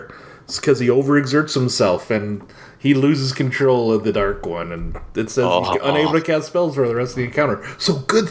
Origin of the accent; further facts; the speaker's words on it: United States; I'm American.